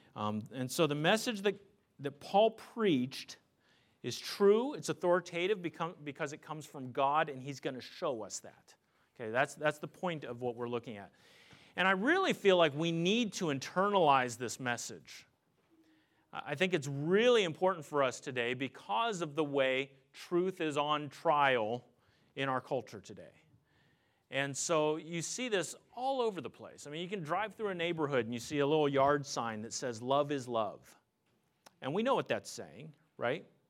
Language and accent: English; Pennsylvania, United States; I grew up in Pennsylvania